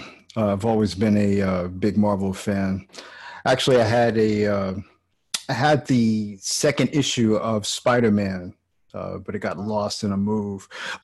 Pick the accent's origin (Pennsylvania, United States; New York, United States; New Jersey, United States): New York, United States; New York City; I grew up in New York. I was born and raised in Queens.